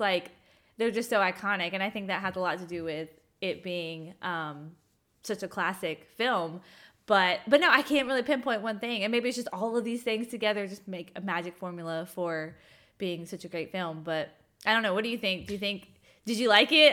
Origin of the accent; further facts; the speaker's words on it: Augusta, Georgia, United States; I grew up in Augusta, Georgia